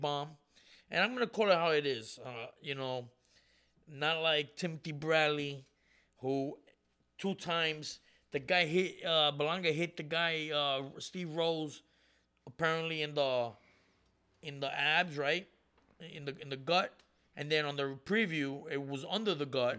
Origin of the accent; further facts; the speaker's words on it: Puerto Rico; I'm Puerto Rican. I was born in Puerto Rico.